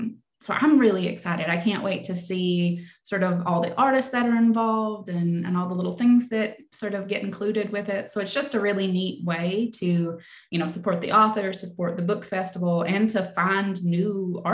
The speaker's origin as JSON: {"language": "English", "region": "Kentucky", "country": "United States", "tie": "born or raised there", "said": "So I grew up in Leslie County, Kentucky, and it was definitely a lot on my mind as I was envisioning Black Damp. So it's a small coal mining town."}